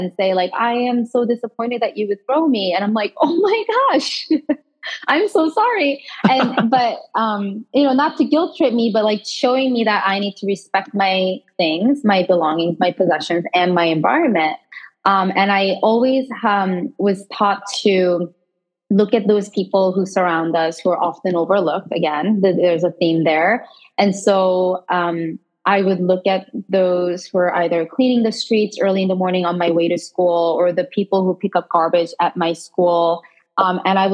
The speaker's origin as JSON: {"language": "English", "country": "South Korea", "tie": "born or raised there", "moved": "yes", "said": "I was born and raised in Korea"}